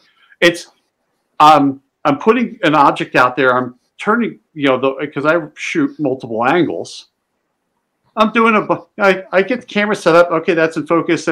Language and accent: English; just outside of Philadelphia, Pennsylvania, United States; I grew up just outside of Philly